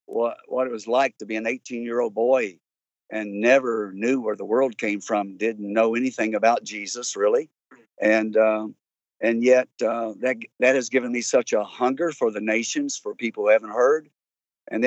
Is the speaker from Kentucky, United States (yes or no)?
yes; north central Kentucky, United States; I'm sort of north central.